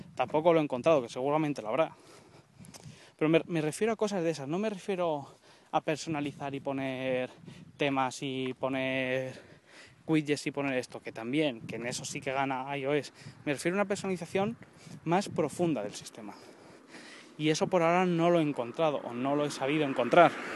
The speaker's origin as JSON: {"language": "Spanish", "town": "Colmenar Viejo", "region": "Community of Madrid", "country": "Spain", "said": "Estoy en Colmenar Viejo, Madrid"}